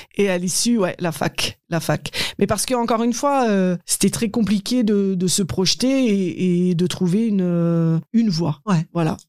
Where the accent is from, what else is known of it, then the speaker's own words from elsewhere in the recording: Haut-Rhin, Grand Est, France; also born or lived in Strasbourg; j'ai grandi dans, dans le Haut-Rhin